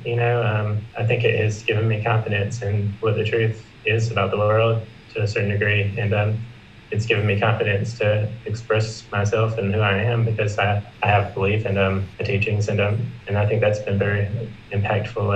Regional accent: South Carolina, United States; also born or lived in Los Angeles; I'm from South Carolina. I'm currently living here after a year in Los Angeles

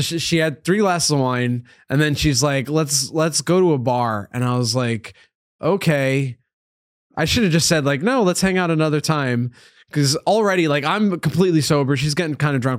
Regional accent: Upstate New York, United States; now in New York City, United States; Upstate New York, so, like, two hours from here.

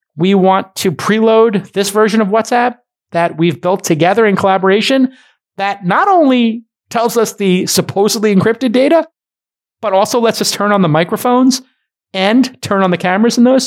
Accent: New York, United States; As a New Yorker, with a brother who's a firefighter and having been in Manhattan

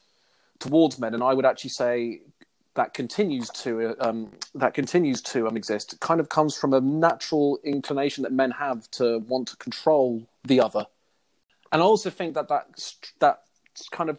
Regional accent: London, United Kingdom; I'm from London

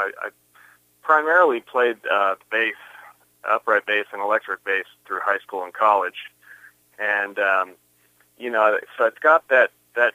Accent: Kansas City, Kansas, United States; I was born right here in Kansas City, in Shawnee Mission Medical Center

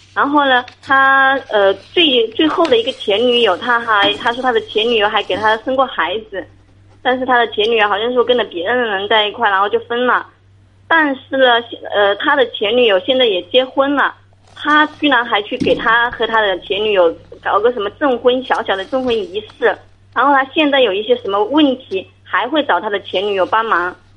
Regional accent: Hunan, China; 我这边是湖南的

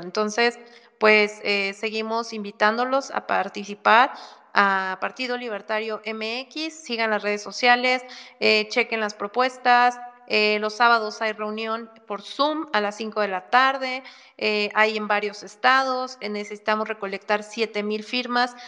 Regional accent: Mexico; somos más los mexicanos que queremos un México mejor

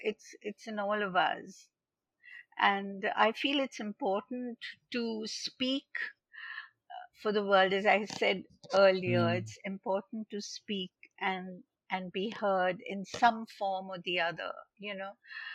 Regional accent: Kolkata, West Bengal, India; in 1971, when I came from Calcutta to Bombay back, I joined the Xavier's Institute of Mass Communications

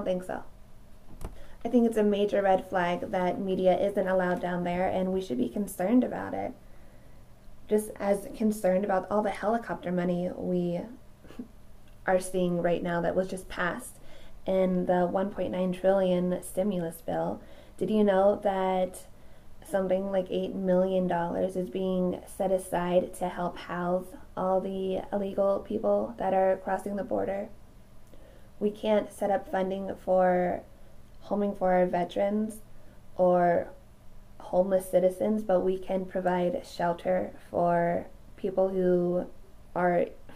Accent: United States; as the American citizens who are here legally

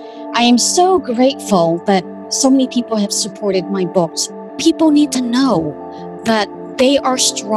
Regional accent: Cambodia; moved away; I am originally from Cambodia.

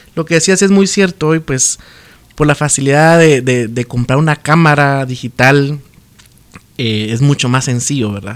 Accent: Chiquimula, Guatemala; born or raised there; also born or lived in Izabal; now in Guatemala City, Guatemala

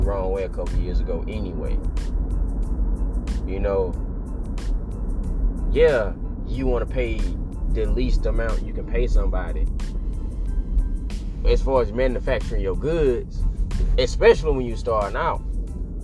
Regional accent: United States; I'm American

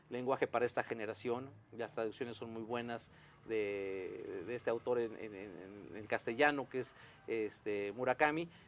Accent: Mexico; no, no, yo vivo en México, voy y Colombia, pero yo soy eh, mexicano, ¿no?

